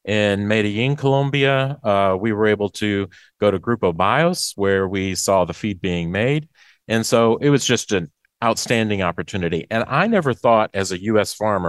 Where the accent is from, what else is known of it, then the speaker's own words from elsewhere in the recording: Macon, Mississippi, United States; I'm from Macon, Mississippi, East Central. Farm soybeans, corn, cotton, cattle, and catfish.